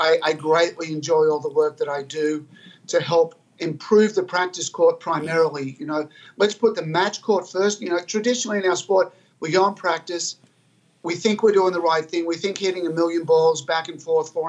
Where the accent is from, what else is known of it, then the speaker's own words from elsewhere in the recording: Albury, New South Wales, Australia; I grew up in Albury, Australia, a rural country place, but it's a hotbed of tennis